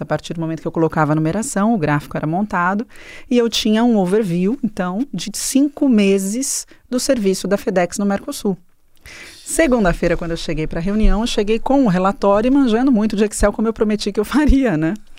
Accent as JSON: {"language": "Portuguese", "region": "São Paulo", "country": "Brazil", "tie": "born or raised there", "said": "nasci em São Paulo"}